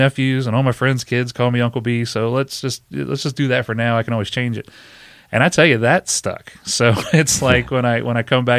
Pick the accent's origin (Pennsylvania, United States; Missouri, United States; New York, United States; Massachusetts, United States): Pennsylvania, United States; Born and raised in York County, so a lot of people that found out I was doing something different, you know, came and supported that as well.